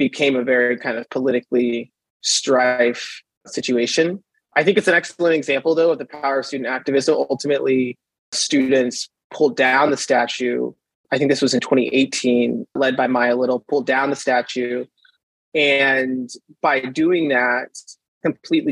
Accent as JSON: {"language": "English", "region": "Kentucky", "country": "United States", "tie": "born or raised there", "also_born_or_lived": "Chapel Hill", "moved": "as an adult", "said": "I grew up in the South my entire life. I'm coming here from Kentucky"}